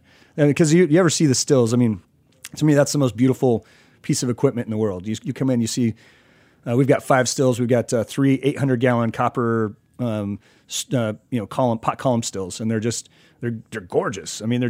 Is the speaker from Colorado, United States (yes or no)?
yes; Colorado, United States; I grew up in Southern Colorado.